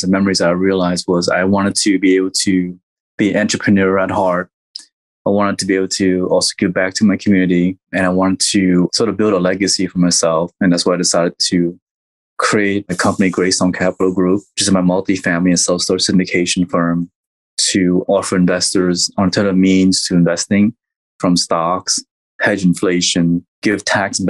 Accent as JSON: {"language": "English", "region": "Texas", "country": "United States", "said": "West Texas, which is in my home state"}